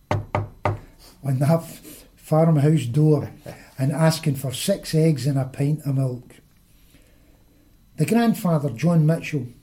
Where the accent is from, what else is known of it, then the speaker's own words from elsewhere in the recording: Rutherglen, Scotland, United Kingdom; 2 boys that I grew up with in Rutherglen